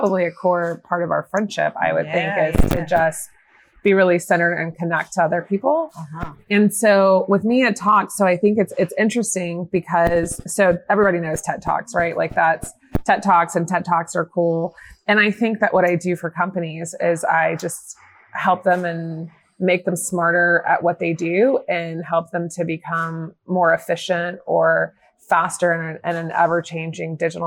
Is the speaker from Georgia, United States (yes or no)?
yes; Atlanta, Georgia, United States; also born or lived in Arizona; I'm from Atlanta, and I started in radio kind of like college in Arizona. And then I came back to Atlanta